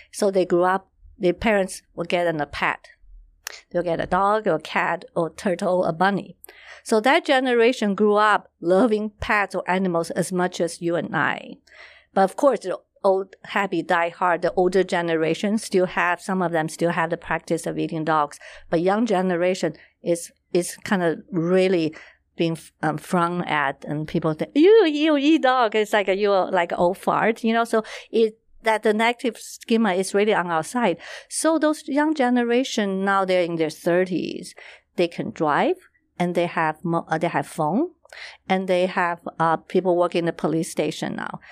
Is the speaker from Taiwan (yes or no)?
yes; Taiwan; I was born and raised in Taiwan